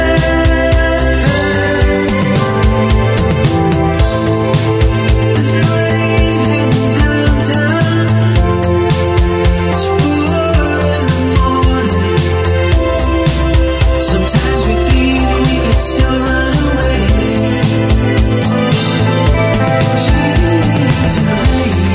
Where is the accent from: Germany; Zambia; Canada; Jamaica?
Canada; I'm Canadian, so like we call it pop up here